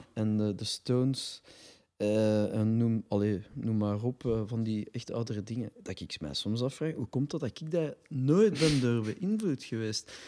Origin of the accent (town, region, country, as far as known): Brussels, Brussels-Capital Region, Belgium; accent: Brussels dialect